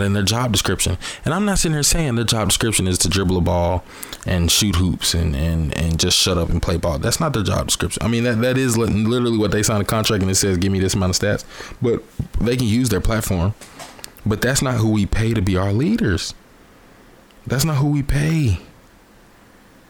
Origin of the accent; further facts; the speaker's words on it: Atlanta, Georgia, United States; I grew up in the South. Obviously, I grew up in Atlanta, Georgia